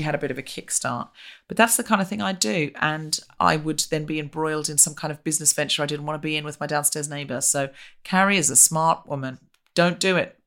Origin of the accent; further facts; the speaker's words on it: Australia; We're both Australian